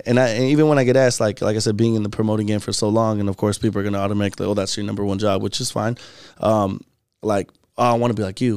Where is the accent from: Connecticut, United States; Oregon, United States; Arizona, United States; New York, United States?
Arizona, United States; Phoenix; we're all from Phoenix